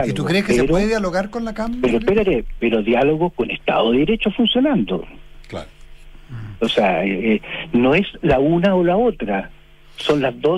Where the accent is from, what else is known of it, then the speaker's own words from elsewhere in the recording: Chile; aquí como chileno que todos estamos sí, distantes casi.